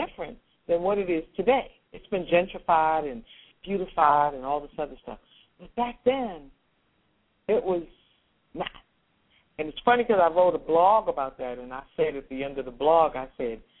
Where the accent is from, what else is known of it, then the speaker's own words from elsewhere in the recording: Washington, District of Columbia, United States; I grew up in Washington, D.C., on 16th Street Northwest, 16th and Corcoran, 12 blocks from the White House